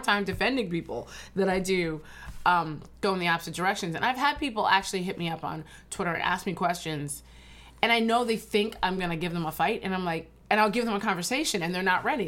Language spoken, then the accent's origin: English; Ridgewood, New Jersey, United States; also born or lived in New York; I actually grew up in Ridgewood, New Jersey